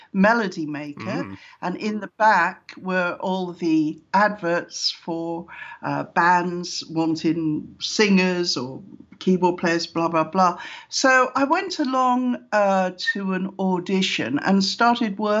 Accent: South Wales, United Kingdom; moved away as an adult; also born or lived in London; I was born in South Wales, which is known as the land of song, you know, with pretty musical from Wales. And so I was in school orchestras

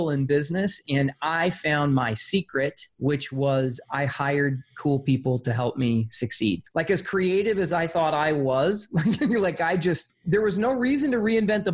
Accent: Arizona, United States; I'm a poor white kid. I grew up in Arizona

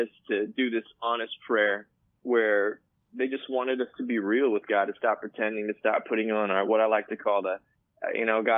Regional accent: California, United States; My family is from Korea, and I was born here in California

